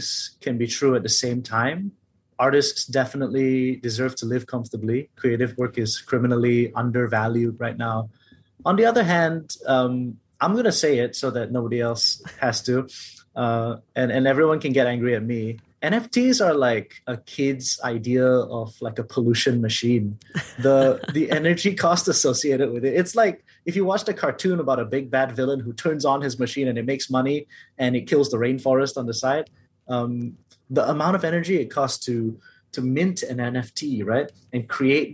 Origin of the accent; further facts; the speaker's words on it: Malaysia; I'm also a Malaysian Chinese man